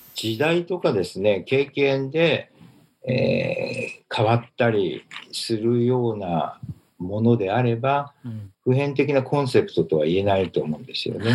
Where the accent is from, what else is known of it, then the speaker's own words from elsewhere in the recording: Japan; 日本で生まれて、あの、日本で育っている